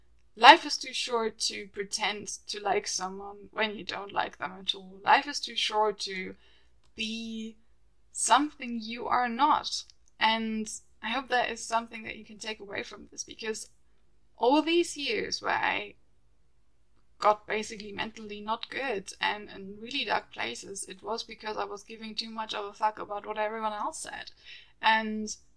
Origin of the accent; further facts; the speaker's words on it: Germany; moved away as an adult; now in London, United Kingdom; the way we were raised in Germany